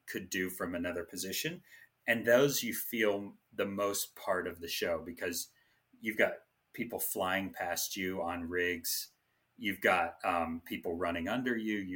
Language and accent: English; Jackson, Tennessee, United States; now in Las Vegas, United States; I'm from Tennessee